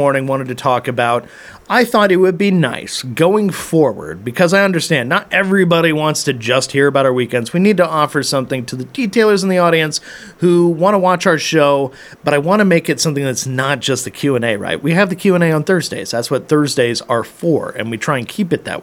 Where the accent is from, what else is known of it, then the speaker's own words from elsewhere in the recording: Tacoma, Washington, United States; now in Idaho, United States; I'm actually from there